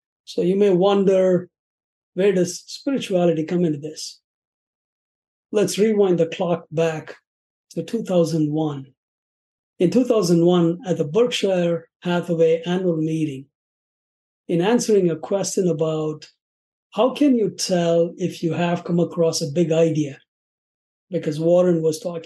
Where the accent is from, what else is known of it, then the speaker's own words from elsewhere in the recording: Chennai, Tamil Nadu, India; moved away as an adult; now in Chicago, United States; I'm originally from India. It used to be called Madras. These days, it's called Chennai